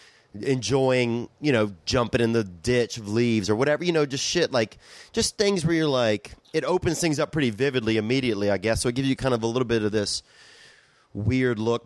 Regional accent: Covington, Louisiana, United States; I grew up in Covington, Louisiana.

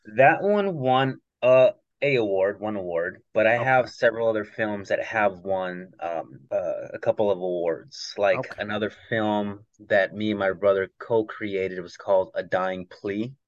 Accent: Los Angeles, California, United States; I'm from uh, San Fernando Valley, just uh, minutes north of Los Angeles

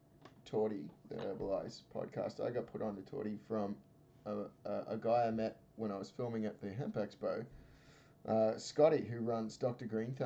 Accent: Australia; not just as an Australian.

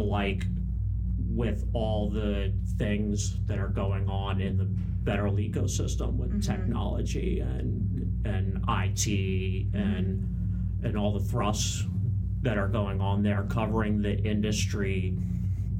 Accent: Northern Virginia, United States; also born or lived in New Hampshire; the Northern Virginia kid

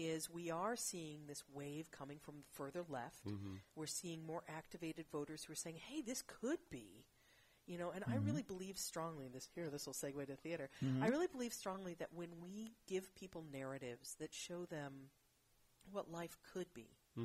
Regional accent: Champaign-Urbana, Illinois, United States; also born or lived in Seattle, Washington; now in San Francisco Bay Area, United States; I was born in Seattle, but I was raised in Central Illinois

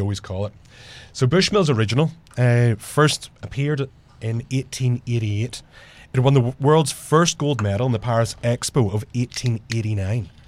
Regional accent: Ireland; now in Jersey City, United States; me as an Irishman

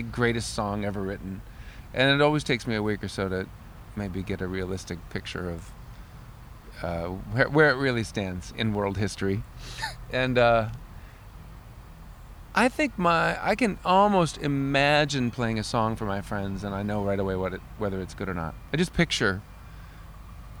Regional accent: Minneapolis, Minnesota, United States; accent: Minnesota; I tried for a while in my hometown of Minneapolis.

